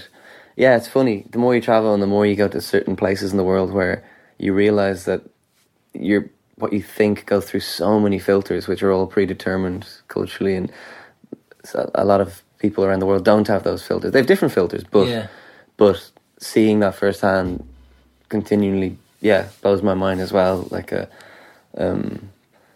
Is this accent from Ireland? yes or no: yes; Ireland; as an Irish person